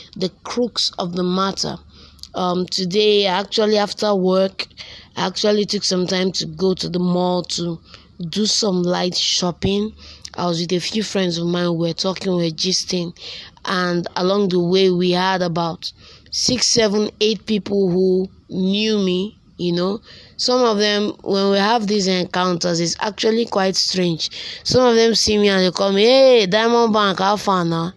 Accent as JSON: {"language": "English", "region": "Delta", "country": "Nigeria", "moved": "yes", "lives_now": "Enugu State, Nigeria", "said": "I hail from Delta State and Yochonot local government"}